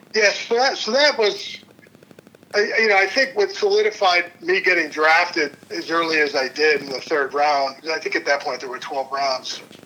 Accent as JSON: {"language": "English", "town": "Cleveland", "region": "Ohio", "country": "United States", "moved": "yes", "lives_now": "Kansas City, United States", "said": "I'm originally from Cleveland"}